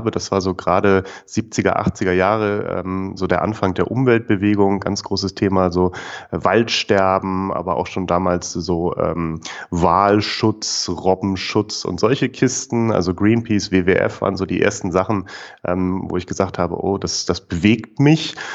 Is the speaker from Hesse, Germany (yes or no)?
no; Hamburg, Germany; Ich komme ursprünglich aus Hamburg